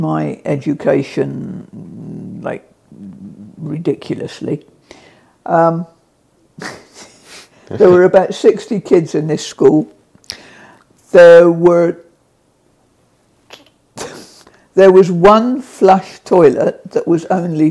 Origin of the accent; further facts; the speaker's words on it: Portsmouth, South East England, United Kingdom; I grew up in Portsmouth